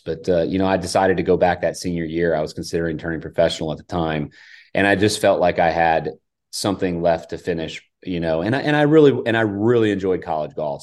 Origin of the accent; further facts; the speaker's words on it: Hilton Head, South Carolina, United States; I grew up in Hilton Head with the heritage